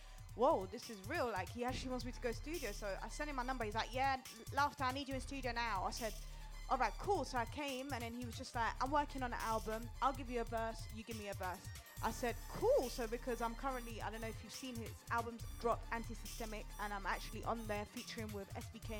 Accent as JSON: {"language": "English", "region": "London", "country": "United Kingdom", "tie": "born or raised there", "said": "I grew up in Upton Park to start with. And we didn't have no money, you know, we came here very poor"}